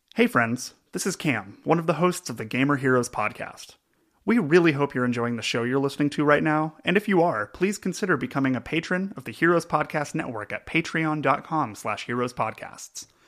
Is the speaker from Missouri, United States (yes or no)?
yes; Oak Grove, Missouri, United States; moved away as an adult; now in Kansas City, United States; we grew up in Oak Grove, Missouri, um, moved to Kansas City in our 20s